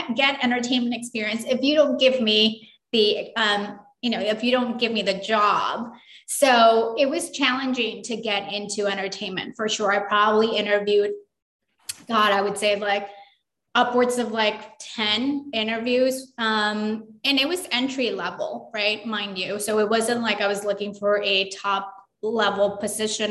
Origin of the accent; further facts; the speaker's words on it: Los Angeles, California, United States; also born or lived in Durango, Mexico; we came to California, Los Angeles, and I grew up here